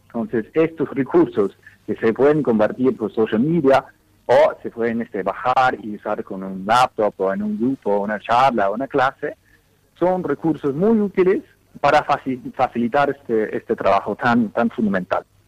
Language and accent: Spanish; Dallas, Texas, United States; Spanish is a second language; moved away as an adult; also born or lived in Latin America; now in Rome, Italy; yo originalmente nací en Dallas, en los Estados Unidos